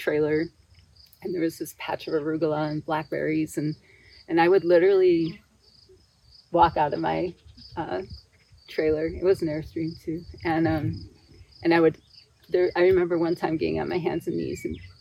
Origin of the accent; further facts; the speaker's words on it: Buffalo, New York, United States; moved away as an adult; also born or lived in New Mexico / Washington; now in Utah, United States; I grew up in Buffalo, New York, or the suburbs of Buffalo, New York